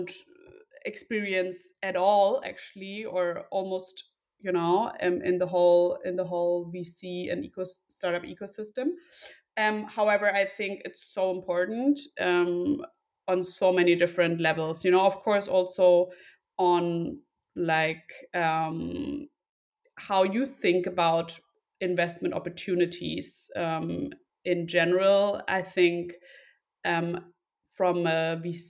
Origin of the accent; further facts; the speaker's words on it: Berlin, Germany; Two siblings, no pets, from Berlin originally